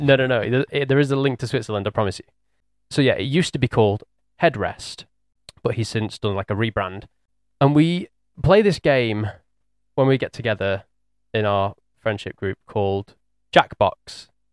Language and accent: English; England, United Kingdom; we're English